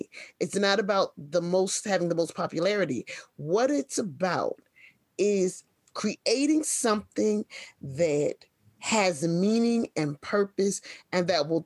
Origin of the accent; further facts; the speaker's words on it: Philadelphia, Pennsylvania, United States; growing up in Philly